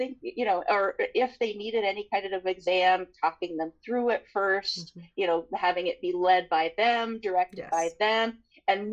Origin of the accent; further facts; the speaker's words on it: San Juan Island, Washington, United States; moved away; also born or lived in Seattle; I was born in Seattle, but I was raised on San Juan Island